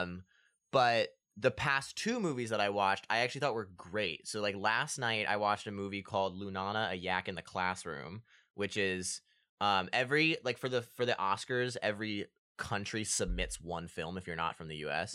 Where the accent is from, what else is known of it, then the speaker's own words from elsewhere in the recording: Annapolis, Maryland, United States; we're from Annapolis, and my mom worked for the festival for a little bit